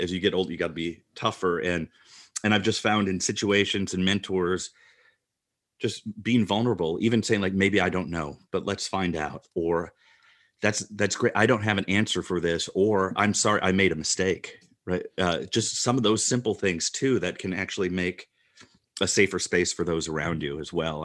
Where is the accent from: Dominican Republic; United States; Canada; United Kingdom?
United States; Midwest; as a male growing up in the Midwest